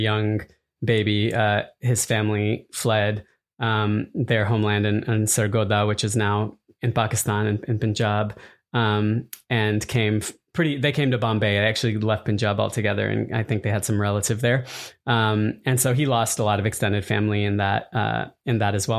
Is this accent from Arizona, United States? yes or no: yes; Arizona, United States; moved away; partially growing up in Arizona